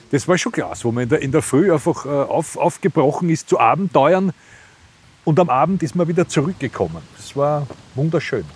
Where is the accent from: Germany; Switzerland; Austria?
Austria; Vienna; als Wiener